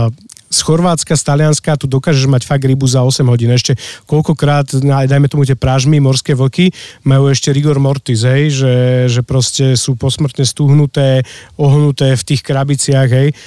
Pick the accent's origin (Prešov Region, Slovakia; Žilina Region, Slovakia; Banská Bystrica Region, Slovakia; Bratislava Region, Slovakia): Bratislava Region, Slovakia; Bratislava; now in Lozorno, Slovakia; ja som z Bratislavy